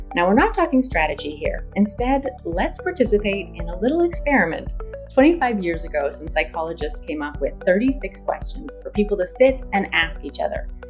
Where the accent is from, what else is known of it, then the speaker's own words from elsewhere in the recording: Canada; I'm Canadian